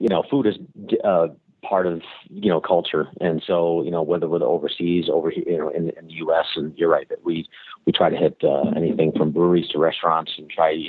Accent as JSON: {"language": "English", "area": "Finger Lakes region", "region": "New York", "country": "United States", "tie": "born or raised there", "said": "in my hometown, there is an award-winning brewery that I really enjoy their IPAs. It's called Mass Riot"}